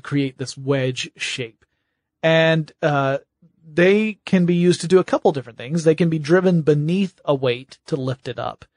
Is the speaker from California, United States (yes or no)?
no; Georgia, United States; I'm from Georgia